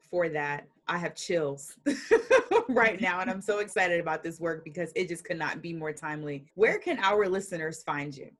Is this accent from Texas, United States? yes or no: no; Atlanta, Georgia, United States; Growing up in Atlanta